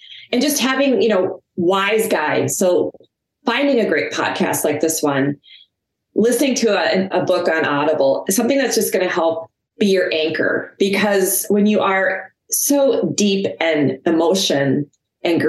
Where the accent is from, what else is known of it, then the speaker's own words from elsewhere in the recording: Minnesota, United States; I'm from Minnesota